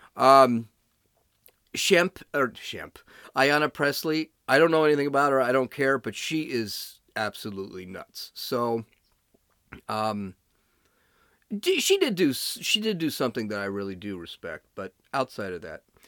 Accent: California, United States; I'm from California

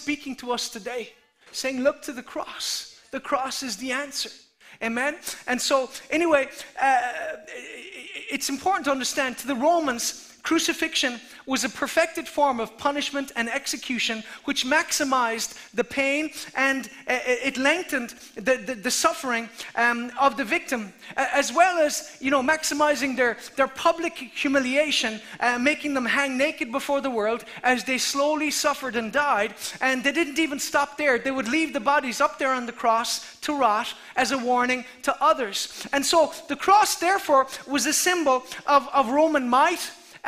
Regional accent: Ireland; the ancient Christian legacy that we have as the Irish people

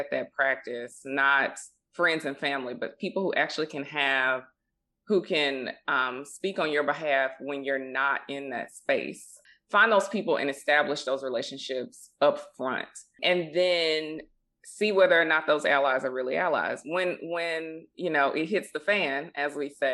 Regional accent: Mississippi, United States; also born or lived in Boston, Massachusetts / Memphis, Tennessee; we grew up in Mississippi

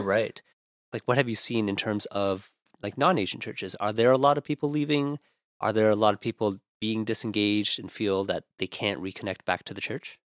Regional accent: Ottawa, Ontario, Canada; now in Toronto, Canada; growing up in Ottawa

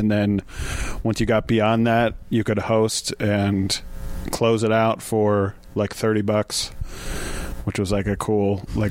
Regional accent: Detroit, Michigan, United States; I like Detroit. I was born in Detroit.

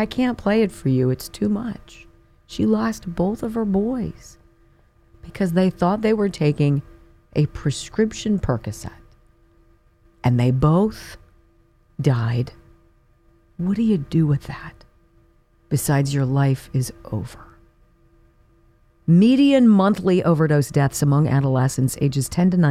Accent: California, United States; when I was a kid growing up in California

